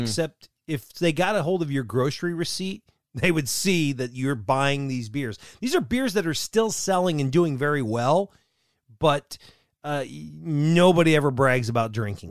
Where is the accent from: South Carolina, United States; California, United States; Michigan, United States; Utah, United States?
Michigan, United States; Allegan; out of Allegan, Michigan, my hometown, right here